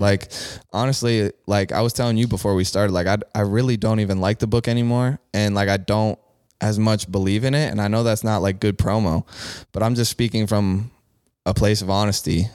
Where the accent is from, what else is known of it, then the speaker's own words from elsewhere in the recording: Bexley, Ohio, United States; growing up in Bexley